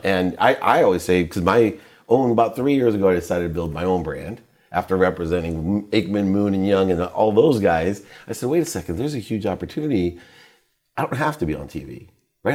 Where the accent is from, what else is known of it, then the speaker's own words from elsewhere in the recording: Akron, Ohio, United States; also born or lived in Dayton; I was born in Akron